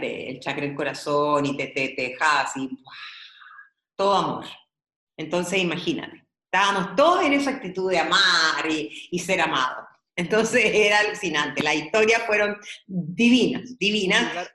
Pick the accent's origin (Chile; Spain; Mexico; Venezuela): Chile; Peralillo, O'Higgins; born or raised there; also born or lived in San Fernando